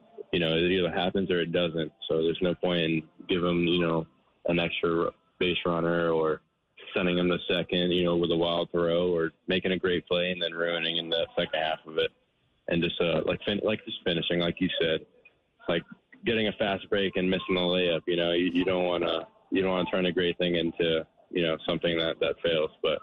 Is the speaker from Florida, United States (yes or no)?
yes; Florida, United States; I'm from Florida